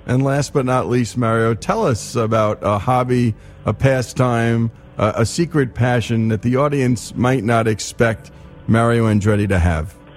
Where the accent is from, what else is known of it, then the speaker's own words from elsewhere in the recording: Teaneck, New Jersey, United States; I was born in Holy Name Hospital in Teaneck, New Jersey